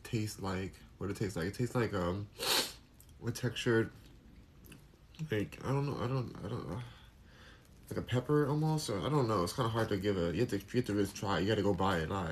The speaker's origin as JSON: {"language": "English", "country": "United States", "said": "I'm American."}